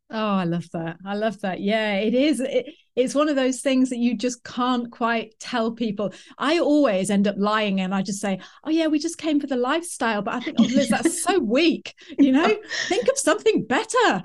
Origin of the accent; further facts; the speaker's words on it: Preston, North West England, United Kingdom; moved away; I'm from Preston. You know, I was born in Preston in Lancashire